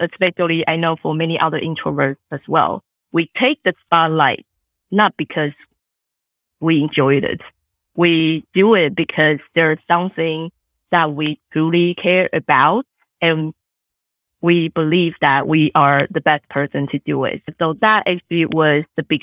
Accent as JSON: {"language": "English", "country": "Taiwan", "tie": "born or raised there", "second_language": "English", "moved": "yes", "lives_now": "United States", "said": "I grew up in Taiwan"}